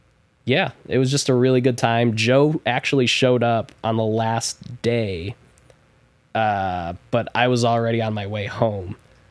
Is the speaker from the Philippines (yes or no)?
yes; Philippines; I'm Filipino.